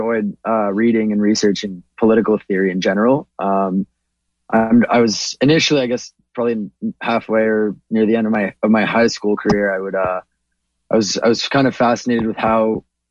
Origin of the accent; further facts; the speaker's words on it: Toronto, Ontario, Canada; I'm a first generation Canadian. I was born in Toronto, but my parents immigrated here in 97.